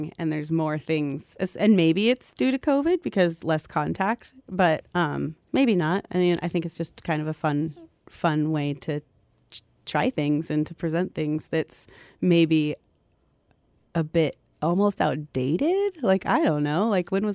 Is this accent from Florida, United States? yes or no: no; Sitka, Alaska, United States; also born or lived in Port Townsend, Washington; I was born in Sitka, Alaska, moved between here in Port Townsend, Washington, and landed back here.